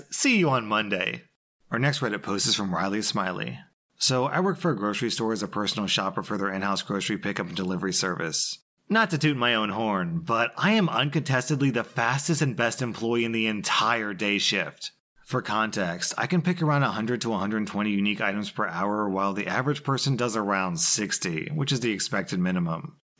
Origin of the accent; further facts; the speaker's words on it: India; I'm from India, and while work was interesting, the hours were insane